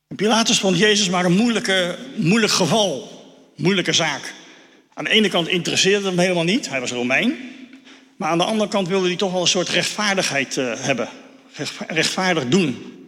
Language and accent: Dutch; Netherlands; Daar staan we ook als Nederlanders eh, best wel bekend om